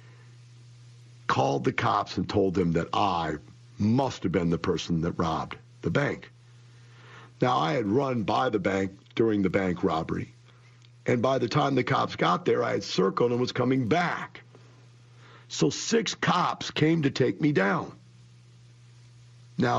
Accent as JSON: {"language": "English", "town": "Florissant", "region": "Missouri", "country": "United States", "tie": "born or raised there", "moved": "yes", "said": "I grew up in Florissant, Missouri. That is one block from Ferguson, Missouri. I grew up in that neighborhood"}